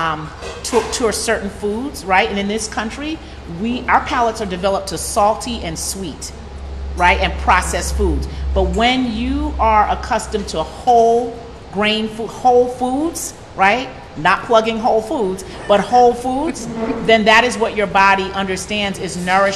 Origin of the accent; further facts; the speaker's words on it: New York City, New York, United States; I was raised in New York City